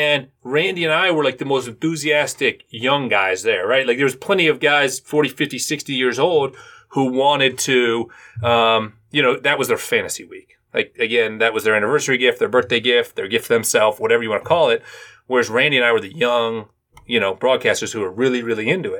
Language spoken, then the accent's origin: English; Cleveland, Ohio, United States; now in Cincinnati, United States; I'm a Cleveland native